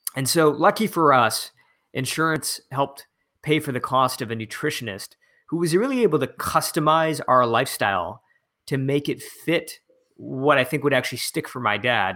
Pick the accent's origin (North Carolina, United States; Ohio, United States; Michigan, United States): Michigan, United States; right outside of Detroit; i'm back in my hometown in michigan uh, right outside of detroit